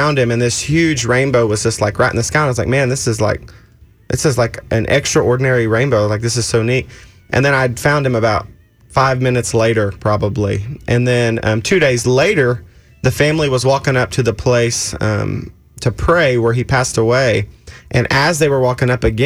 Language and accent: English; Oklahoma, United States; I'm from Oklahoma.